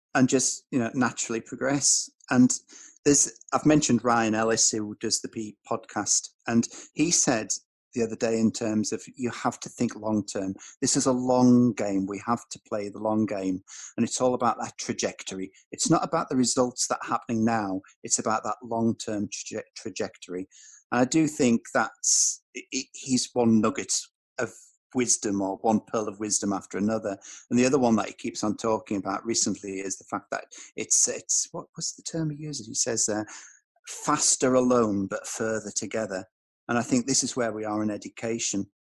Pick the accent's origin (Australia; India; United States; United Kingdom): United Kingdom; Tyneside, North East England; I was growing up in Tyneside